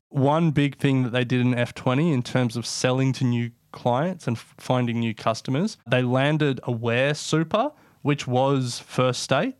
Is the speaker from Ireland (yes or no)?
no; Australia; the obvious one as Australian speaking in Australia, is superannuation.